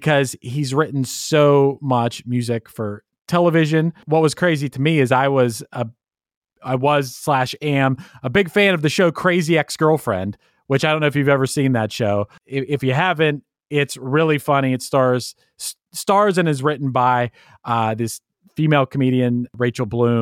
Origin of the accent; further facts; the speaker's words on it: Pittsburgh, Pennsylvania, United States; I'm from Pittsburgh